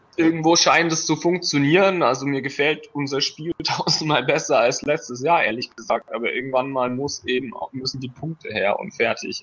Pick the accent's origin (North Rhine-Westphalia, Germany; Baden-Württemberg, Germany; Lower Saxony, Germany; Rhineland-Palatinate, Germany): Baden-Württemberg, Germany; the Stuttgart area; now in Frankfurt, Germany; ich komme eigentlich aus der Gegend von Stuttgart, bin mittlerweile 29 Jahre alt, äh, wohne in Frankfurt